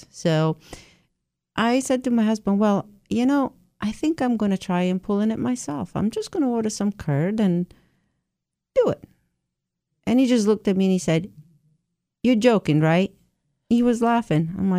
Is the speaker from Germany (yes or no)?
no; Italy; also born or lived in Chelmsford; now in Nantucket, United States; I was born and raised in Italy, yes.